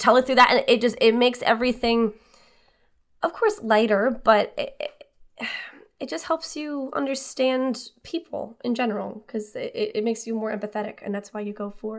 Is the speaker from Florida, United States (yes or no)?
yes; Boca Raton, Florida, United States; moved away as an adult; now in New York, United States; I grew up in Boca Raton, Florida, which is a predominantly Jewish town.